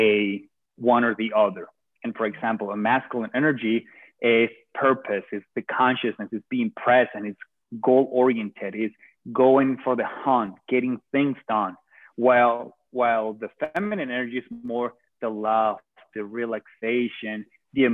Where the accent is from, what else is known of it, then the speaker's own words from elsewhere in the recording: Venezuela; moved away as an adult; now in United States; I am from Venezuela.